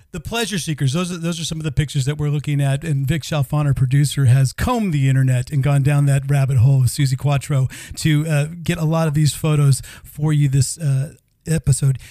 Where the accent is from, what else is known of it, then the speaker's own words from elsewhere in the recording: United States; now in Sweden; we also have a fellow American